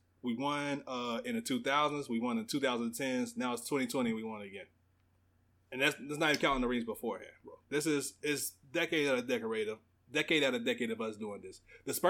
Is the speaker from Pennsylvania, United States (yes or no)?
yes; Philadelphia, Pennsylvania, United States; born there; I was born in Philadelphia.